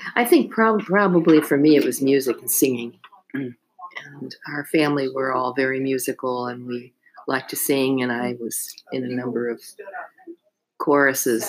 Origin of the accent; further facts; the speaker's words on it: New Jersey, United States; also born or lived in North Plainfield, New Jersey / Hunterdon County, New Jersey; I grew up in New Jersey and went to school in North Plainfield, New Jersey